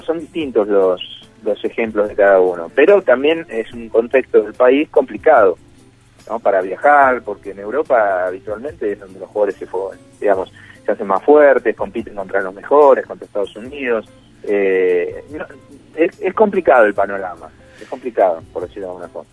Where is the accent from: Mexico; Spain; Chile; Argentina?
Argentina; Zona Sur, Buenos Aires; siendo de, acá de Buenos Aires, yo soy de Zona